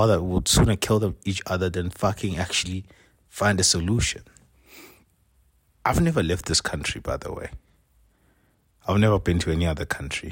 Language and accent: English; South Africa